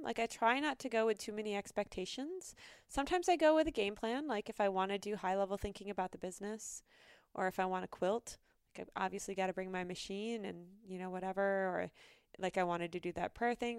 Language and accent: English; North Dakota, United States; moved away; And I grew up in North Dakota, and it's always been a part of my heart. I was there for ten years